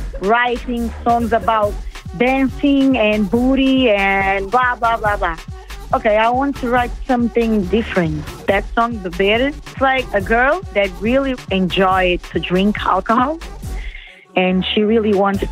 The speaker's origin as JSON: {"language": "English", "region": "Alentejo", "country": "Portugal", "tie": "born or raised there", "also_born_or_lived": "Brazil", "second_language": "English", "said": "I was born in Brazil, but I came to Portugal with 2 months."}